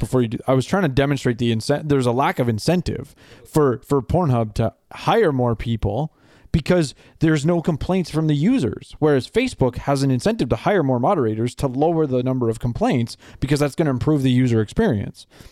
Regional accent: Canada; me as a Canadian

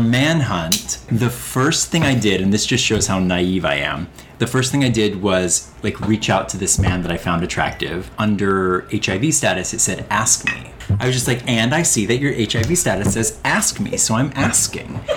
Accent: Northern Ohio, United States; now in New York, United States; I'm Northern Ohio

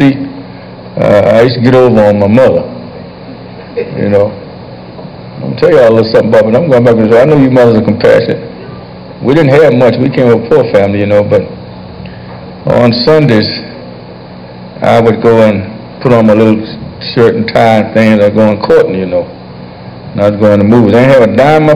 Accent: Washington, District of Columbia, United States; I was born and raised right here in Southwest Washington

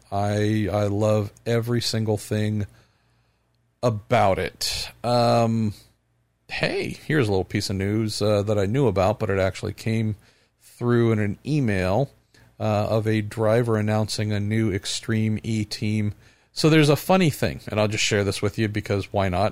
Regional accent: United States; as an American

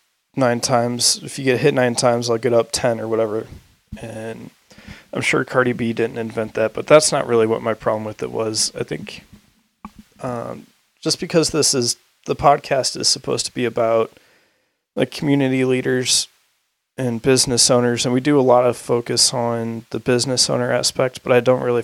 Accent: St. Louis, Missouri, United States; now in Boise, United States; I went back to St. Louis, because I was with all my hometown friends

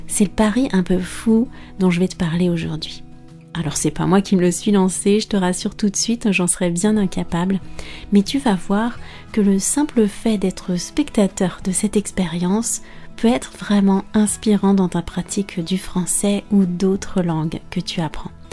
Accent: France

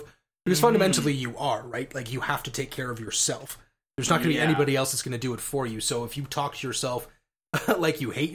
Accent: Scotland, United Kingdom; as a Scotsman

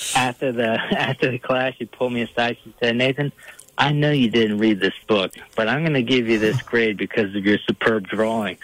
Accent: Fairfax County, Northern Virginia, United States; now in Homer, New York, United States; I'm, from Virginia. Actually, I grew up uh, in Northern Virginia, just outside Washington D.C.

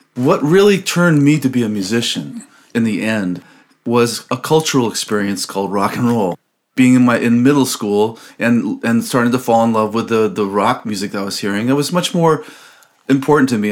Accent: Los Angeles, California, United States; also born or lived in Albany, California; I grew up in Los Angeles, California, born and raised in Los Angeles

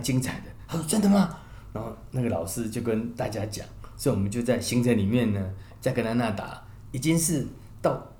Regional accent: Taiwan; 我们台湾人非常非常的熟悉这样

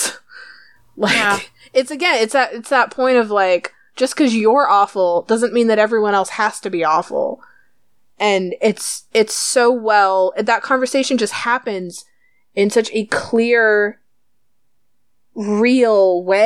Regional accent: United States; we're American

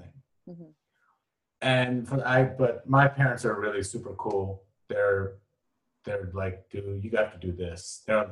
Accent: Bangladesh; also born or lived in Europe / Middle East / Asia / Luxembourg; now in United States; I'm from Bangladesh.

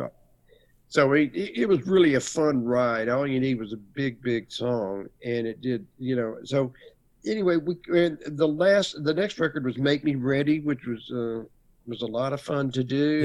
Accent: Lubbock, Texas, United States; also born or lived in Dallas, Texas; And then I moved back to my hometown of Lubbock, Texas, when I was a junior

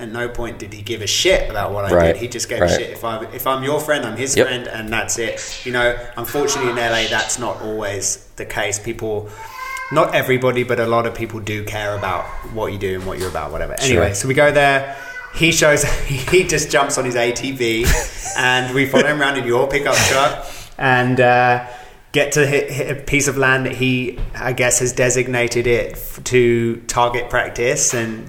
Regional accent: England, United Kingdom; The same as I grew up in England, guns don't exist.

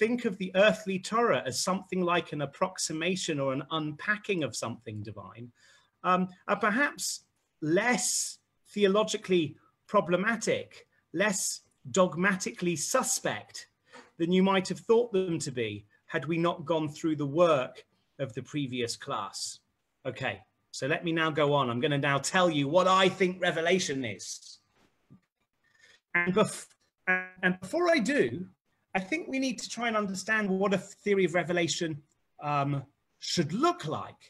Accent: England, United Kingdom; as an Englishman

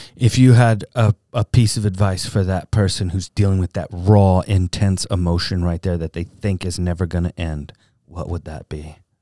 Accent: Southern California, United States; I grew up in Southern California

